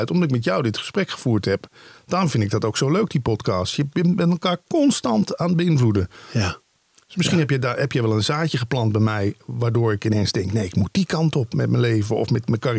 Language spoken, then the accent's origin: Dutch; Limburg, Netherlands; moved away; langer ik in het Westen woonde, hoe meer ik inderdaad gewoon zo ging klinken. Mensen vragen dat, ik kom oorspronkelijk uit Limburg. Zeggen ze, hoe hoor je dat dan niet meer bij jou?